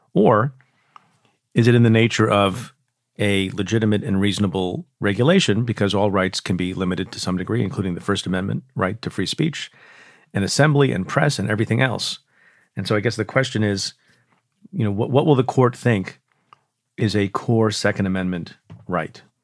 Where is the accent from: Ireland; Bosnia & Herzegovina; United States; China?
United States; New York; my home state, New York